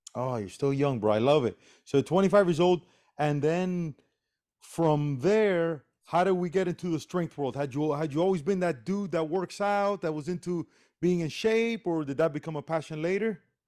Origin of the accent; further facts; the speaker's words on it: Miami, Florida, United States; also born or lived in Cuba; I'm from Cuba, okay? And I was raised here and I played baseball here in Miami.